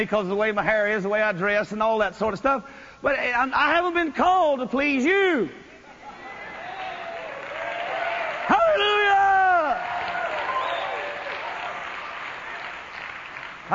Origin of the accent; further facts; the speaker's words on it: North Louisiana, United States; I'm a redneck from North Louisiana